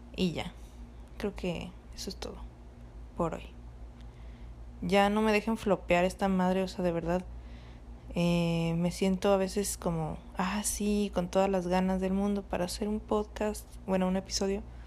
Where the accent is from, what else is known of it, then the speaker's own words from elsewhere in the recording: Cancún, Quintana Roo, Mexico; moved away; yo me fui de vacaciones a pues a mi casa, o sea, a Cancún, donde de donde soy